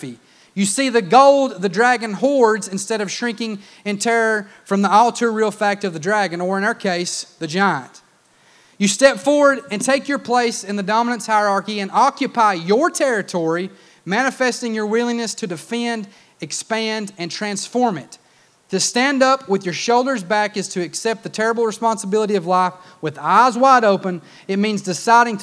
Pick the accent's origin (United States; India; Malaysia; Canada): United States; I grew up in Clay County